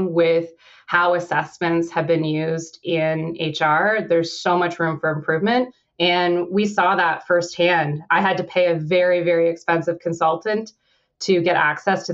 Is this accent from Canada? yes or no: yes; Canada; I'm Canadian